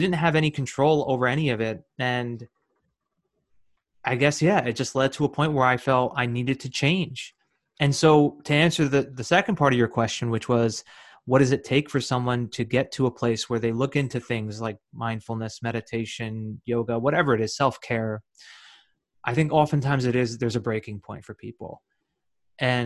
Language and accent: English; New Jersey, United States; I'm from New Jersey, and I'm born and raised in New Jersey.